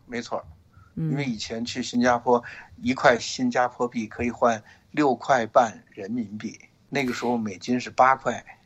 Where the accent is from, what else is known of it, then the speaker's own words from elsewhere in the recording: Beijing, China; now in San Francisco Bay Area, United States; 我们北京人